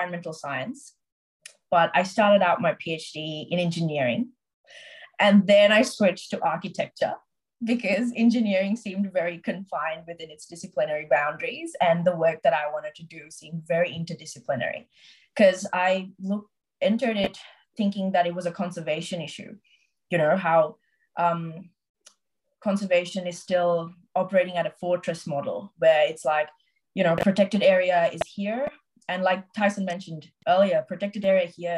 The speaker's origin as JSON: {"language": "English", "country": "Sri Lanka", "moved": "yes", "lives_now": "Australia", "said": "I'm from Sri Lanka"}